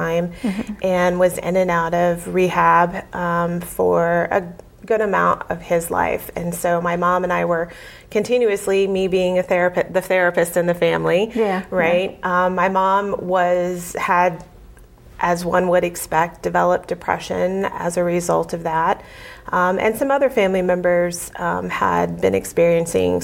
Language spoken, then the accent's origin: English; Muskogee, Oklahoma, United States; moved away as an adult; also born or lived in Springfield, Massachusetts; I'm originally from Oklahoma